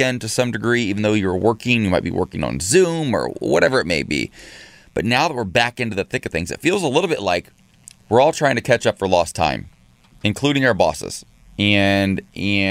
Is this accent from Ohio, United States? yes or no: yes; Ohio, United States; moved away; my home state of Ohio